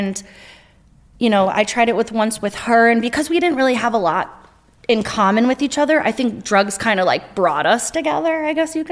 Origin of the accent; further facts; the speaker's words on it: Stratford, Connecticut, United States; I grew up in Stratford in Connecticut.